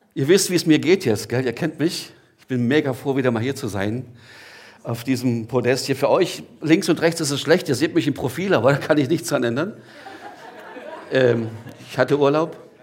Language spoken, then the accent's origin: German; Gottmadingen, Baden-Württemberg, Germany; now in Gelnhausen, Germany; ich komme aus Gottmardingen, bin jetzt in Gernhausen